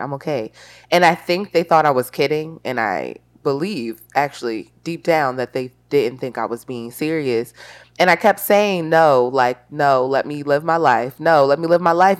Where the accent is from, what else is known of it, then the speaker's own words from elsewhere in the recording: Baltimore, Maryland, United States; I'm from Baltimore.